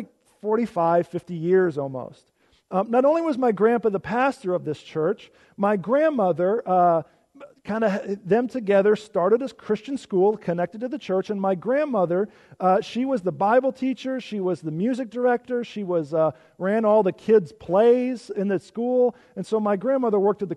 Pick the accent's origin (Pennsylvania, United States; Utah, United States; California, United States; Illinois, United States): Illinois, United States; moved away; I grew up in Illinois.